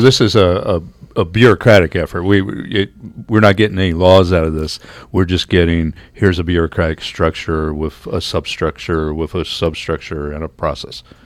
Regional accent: United States; now in Canada; I come from the United States

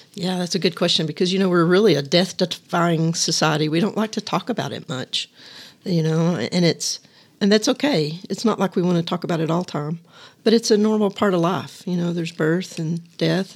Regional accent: Littlefield, Texas, United States; also born or lived in Lubbock, Texas; my hometown of Littlefield

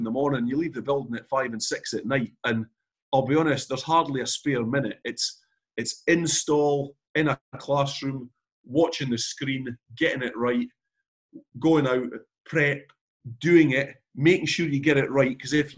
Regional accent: Galashiels, Scotland, United Kingdom; I'm from Gala Shield, so you're 4 miles from Melrose, where it all started. We were always brought up on Sevens in the Borders.

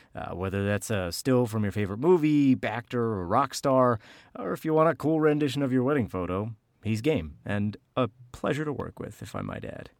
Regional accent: New Jersey, United States; accent: mix of Philadelphia, Boston and Jersey; My accent is a mix of Philadelphia from my father, Boston from my mother, and, uh, Jersey

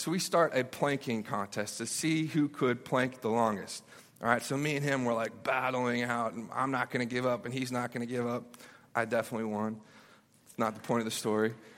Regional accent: Memphis, Tennessee, United States; I grew up in Memphis, Tennessee

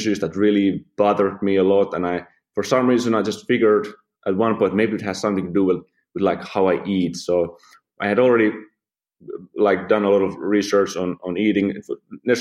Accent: Finland; moved away as an adult; I'm from Finland. Lived there, you know, like 24 years before I started the travels.

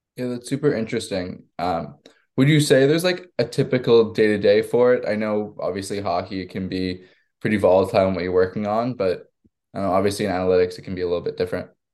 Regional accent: Long Island, New York, United States; I'm from Long Island myself, so I've grown up a huge Islanders fan.

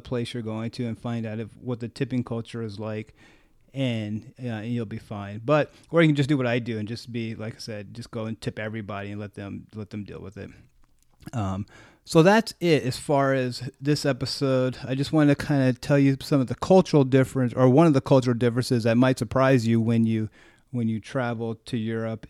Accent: United States; I was, like, American

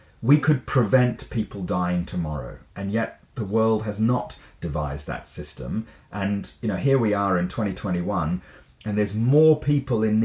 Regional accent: Sydney, New South Wales, Australia; moved away as an adult; also born or lived in Sri Lanka / Papua New Guinea / Oxford, United Kingdom; now in United Kingdom; then to Sydney in Australia, which is where I grew up. Did my schooling there, my first degree

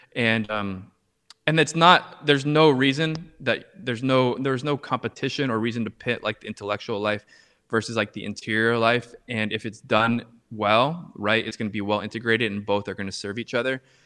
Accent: Orange County, California, United States; moved away as an adult; also born or lived in Harlem, New York; now in New York, United States; I live right now in, uh, in Harlem, New York, but I'm originally from Orange County, California

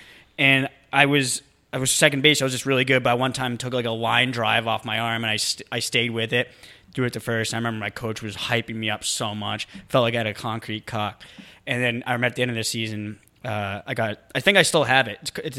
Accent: New Hampshire, United States; No, I grew up in New Hampshire.

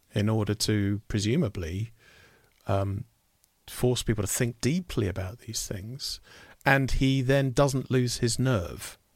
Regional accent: United Kingdom; as a Brit

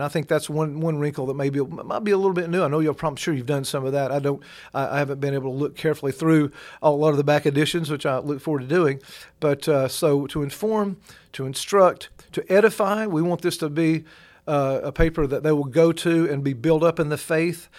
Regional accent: Georgia, United States; now in Kentucky, United States; I'm from Georgia

